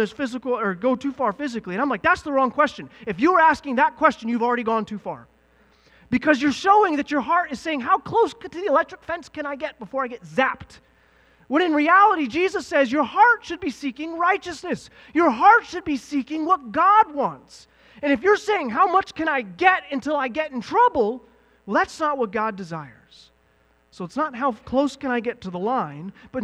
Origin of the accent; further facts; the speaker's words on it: the South, United States; moved away; I'm from the South